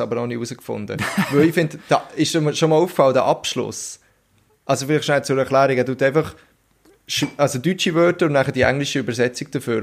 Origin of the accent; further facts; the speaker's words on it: Switzerland; bei uns in der Schweiz